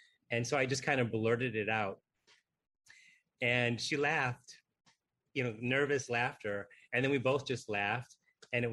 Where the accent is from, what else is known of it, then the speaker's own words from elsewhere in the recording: Michigan, United States; my home state of Michigan